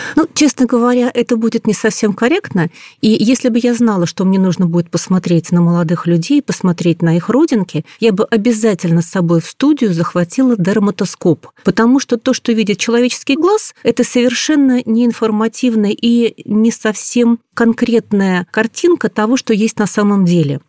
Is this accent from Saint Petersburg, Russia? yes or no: yes; Saint Petersburg, Russia; я питерская